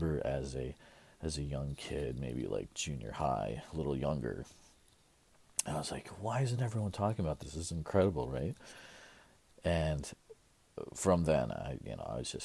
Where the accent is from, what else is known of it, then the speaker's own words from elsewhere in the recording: Central Iowa, United States; I'm personally from Central Iowa